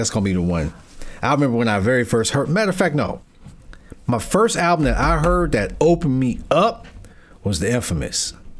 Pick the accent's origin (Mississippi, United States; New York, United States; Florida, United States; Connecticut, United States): New York, United States; Brooklyn; You know, I'm from Brooklyn, but yeah